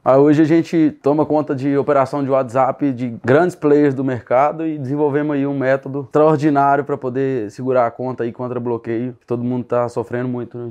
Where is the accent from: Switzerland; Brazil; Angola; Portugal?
Brazil; Sete Lagoas, Minas Gerais; eu nasci em Sete Lagoas, aqui perto de Belo Horizonte